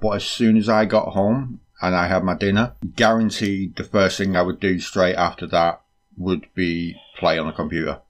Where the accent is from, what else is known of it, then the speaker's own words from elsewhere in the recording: United Kingdom; we are British